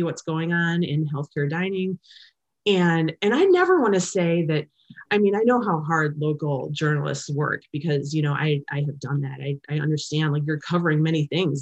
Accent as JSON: {"language": "English", "town": "Cleveland", "region": "Ohio", "country": "United States", "said": "I'm from Cleveland"}